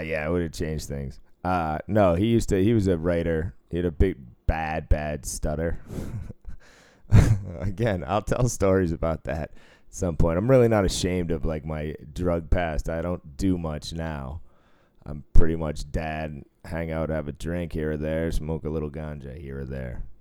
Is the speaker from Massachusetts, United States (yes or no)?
yes; Cambridge, Massachusetts, United States; moved away as an adult; also born or lived in Boston, Massachusetts / Sudbury, Massachusetts / Portland, Oregon / Rhode Island; I was taken to Cambridge, Massachusetts. I was raised there till I was twelve. Then I moved to the suburbs, uh, Sudbury, Massachusetts